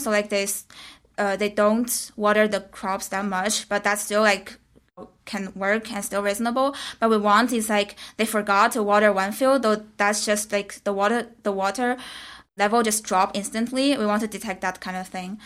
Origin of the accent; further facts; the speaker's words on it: China; moved away as an adult; now in San Francisco, United States; I come from China. I just been in America for this program.